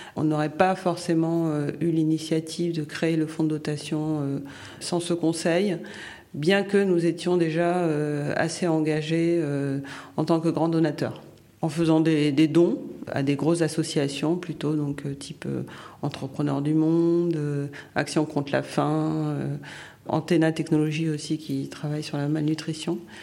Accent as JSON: {"language": "French", "country": "Haiti", "also_born_or_lived": "United States / France", "moved": "yes", "said": "originaire euh, d'Haïti mais de nationalité américaine. Euh, j'ai vécu en France une bonne partie de, ma vie"}